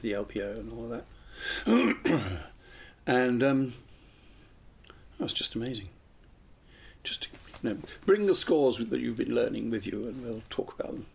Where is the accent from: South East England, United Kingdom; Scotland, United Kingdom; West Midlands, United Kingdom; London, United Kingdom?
London, United Kingdom; Cheam; also born or lived in Worcester Park; I was brought up in Cheam